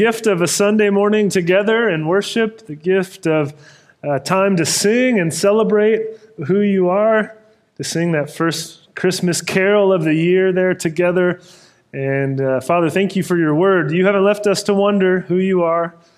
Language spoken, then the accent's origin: English; Sacramento, California, United States; moved away; the church I grew up in Sacramento.